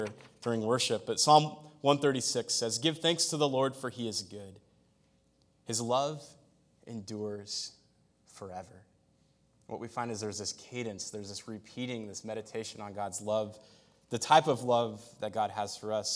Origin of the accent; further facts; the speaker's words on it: United States; I'm an American.